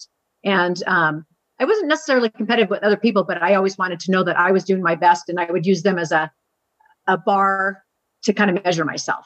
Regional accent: Seattle, Washington, United States; moved away as an adult; now in Arizona, United States; I grew up in West Seattle, Northwest, where it's nice and rainy and green

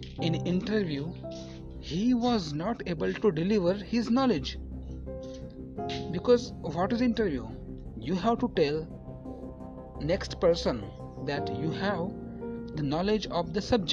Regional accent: Marathi, Maharashtra, India; first language Marathi; English is a second language; I am a Marathi guy. I belong to a Marathi family

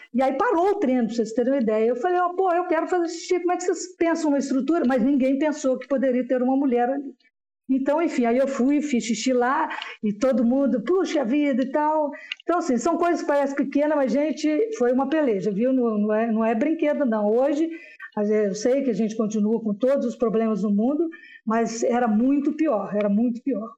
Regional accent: São João del-Rei, Minas Gerais, Brazil; now in Belo Horizonte, Brazil; eu sou aqui do interior de Minas

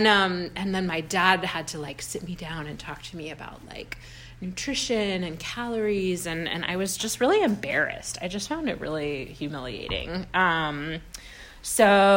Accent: Sacramento, California, United States; moved away as an adult; also born or lived in Bay Area; now in East Bay, United States; I'm from Sacramento

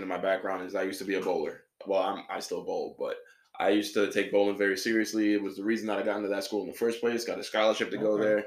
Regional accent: New York City, New York, United States; moved away as an adult; also born or lived in Florida; I am from New York City, the BX, born and raised, lived there about 18 years.

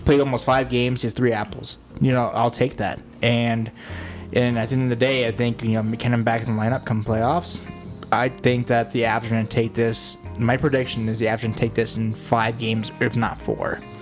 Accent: Denver, Colorado, United States; we're the boys from Denver

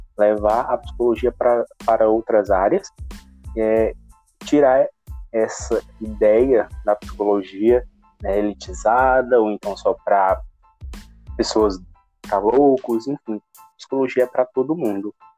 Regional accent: Fortaleza, Ceará, Brazil; Eu sou de Fortaleza

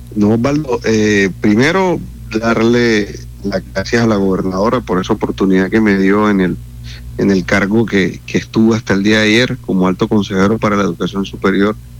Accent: Santo Tomás, Atlántico, Colombia; yo nací, me crié y, estoy constantemente en los municipios, eh, yo soy de Santo Tomás

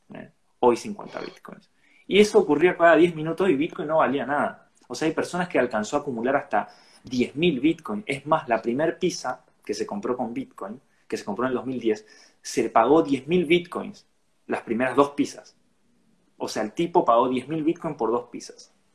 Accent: Resistencia, Chaco, Argentina; soy de acá de la localidad, soy de Resistencia, Chaco.

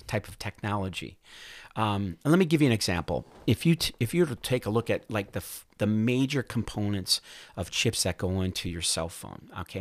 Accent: Duluth, Minnesota, United States; I grew up in Duluth, Minnesota

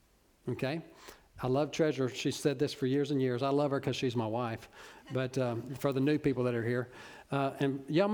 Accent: Orange, Texas, United States; I'm from Orange, so I know. You know, I'm from Little Cypress

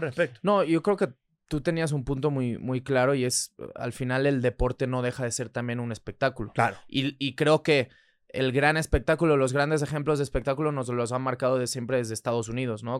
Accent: Barcelona, Catalonia, Spain; moved away as an adult; Yo soy nacido allá, soy nacido en Barcelona

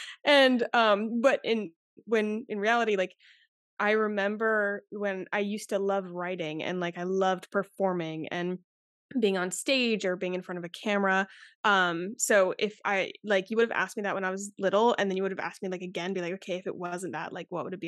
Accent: Charleston, South Carolina, United States; I'm from Charleston, South Carolina

